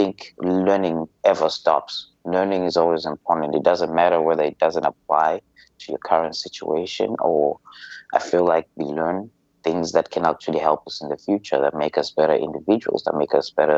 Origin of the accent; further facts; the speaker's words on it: Zimbabwe; moved away as an adult; now in Malaysia; I'm from Zimbabwe, and I've been in Malaysia for the last 10 years